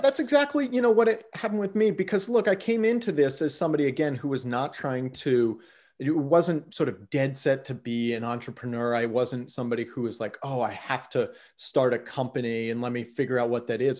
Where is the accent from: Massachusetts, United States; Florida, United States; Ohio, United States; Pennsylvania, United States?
Ohio, United States; Yellow Springs; moved away as an adult; also born or lived in California / Washington, D.C. / Mozambique / Mexico; now in Portland, United States; I grew up actually in Southwest Ohio, a small little town uh, 3,500 people called Yellow Springs